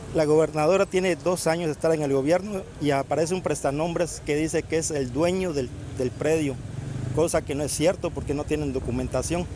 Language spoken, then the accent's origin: Spanish; Tepetitán, Tabasco, Mexico; de mi pueblo, Tepetitán, Macuspana